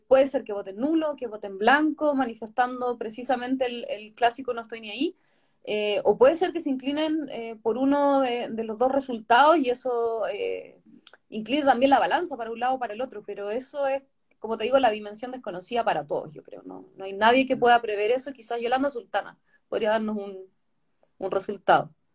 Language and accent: Spanish; Chiloé, Los Lagos, Chile; yo no soy de Santiago, soy chilota